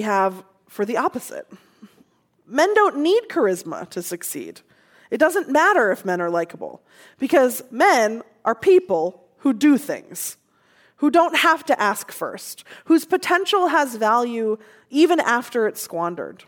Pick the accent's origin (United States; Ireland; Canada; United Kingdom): United States; Seattle, Washington; growing up in Seattle